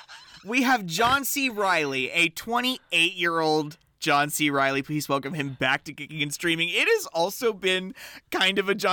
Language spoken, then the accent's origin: English; Midwest, United States; So it's like, the thing about growing up in the Midwest, guys, is that you know there are cooler places out there.